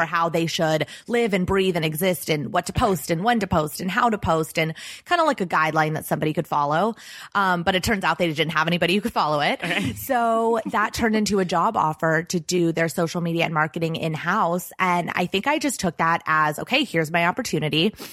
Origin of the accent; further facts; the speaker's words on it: Los Angeles, California, United States; I grew up in Los Angeles